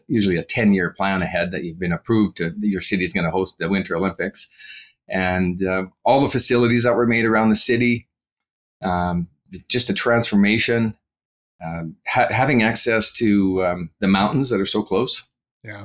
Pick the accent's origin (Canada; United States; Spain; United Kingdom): Canada; Calgary, Alberta; I was born and raised here in Calgary, Alberta, and spent my up till 22 years old, I was here.